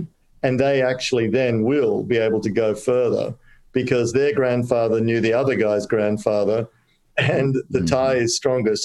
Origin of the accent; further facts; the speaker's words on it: Australia; also born or lived in Kolkata, India; I'm an Aussie